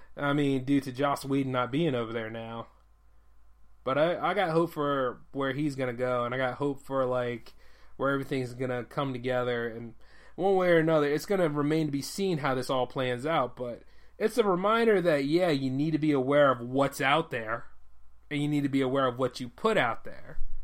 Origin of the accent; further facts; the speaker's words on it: United States; me as an American living here